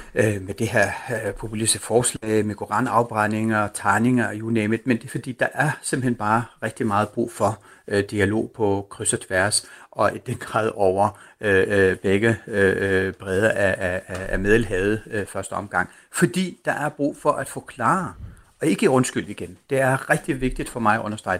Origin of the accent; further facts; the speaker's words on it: Denmark; du og jeg som danskere